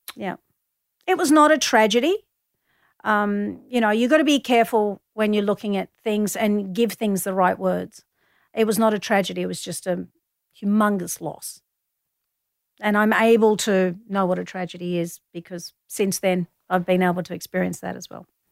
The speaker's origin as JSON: {"language": "English", "town": "Melbourne", "region": "Victoria", "country": "Australia", "tie": "born or raised there", "said": "I grew up in Collingwood"}